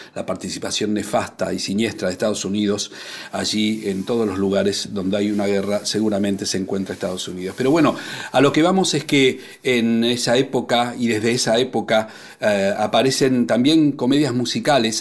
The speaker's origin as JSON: {"language": "Spanish", "region": "Buenos Aires", "country": "Argentina", "tie": "born or raised there", "said": "cuando era chico, en mi barrio, en Villaluro"}